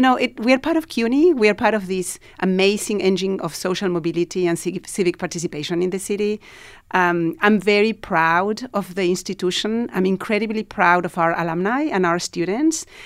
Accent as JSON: {"language": "English", "country": "Argentina", "moved": "as an adult", "lives_now": "New York, United States", "said": "I'm originally from Argentina and, uh, I was living here"}